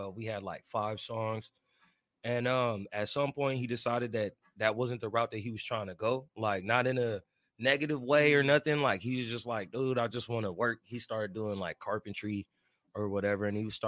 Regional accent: Missouri, United States; now in San Diego, United States; I ain't originally from here. I'm originally from Missouri. I moved around a lot. I touched down in Esco, been out in San Diego County.

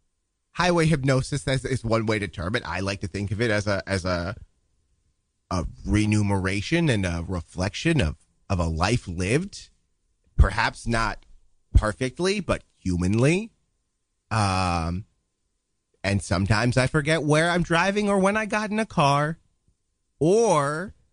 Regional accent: Duluth, Minnesota, United States; born there; I was born in a small town called Duluth in 1922.

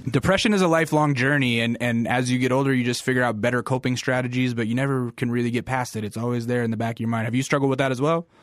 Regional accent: Alaska, United States; I'm from Alaska, and, like, you know, I actually went to a school that was pretty heavily influenced by rap music, 'cause it was a military base

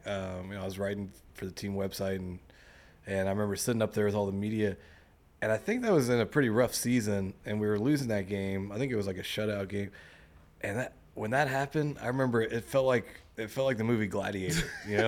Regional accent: Mississippi, United States; moved away; also born or lived in California; I'm from Mississippi, and I went to California

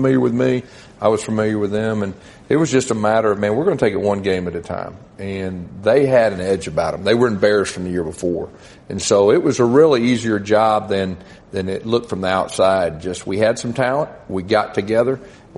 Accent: Irving, Texas, United States; born there; I was born in Irving, and my dad lived in the Dallas Metroplex when I was growing up

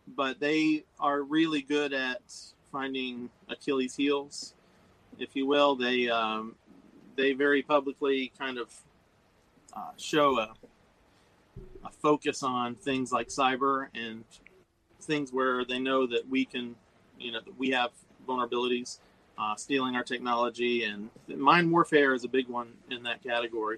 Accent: Nashville, Tennessee, United States; moved away; also born or lived in Florida; born and raised in Nashville

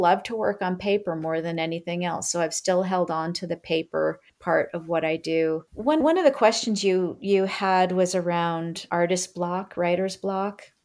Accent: Maine, United States; I'm from Maine, and my family's been there for many, many, many, many generations

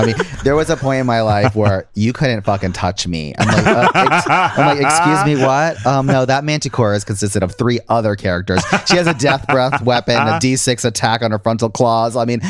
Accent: Connecticut, United States; moved away; I'm from Connecticut originally.

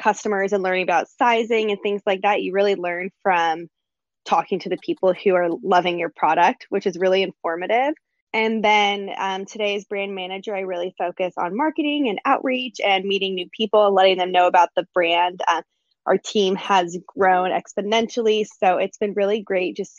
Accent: Los, California, United States; now in San Diego, United States; I live in San Diego, California. I grew up

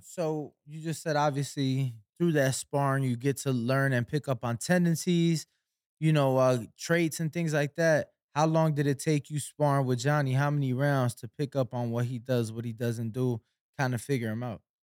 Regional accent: Chicago, Illinois, United States; I'm from Chicago

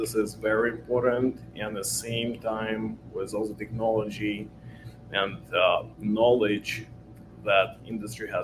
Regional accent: Ukraine; moved away as an adult; now in Los Angeles, United States; I was born in Ukraine. I'm a Ukrainian Jew. I moved to States 9 years ago. What I was doing before, it was a software development and coding school back in Ukraine.

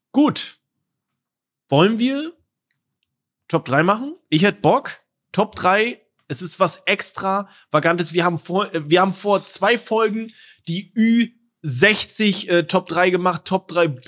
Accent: East Germany, Germany; Ich komme aus dem Osten, wir hatten da nicht viel.

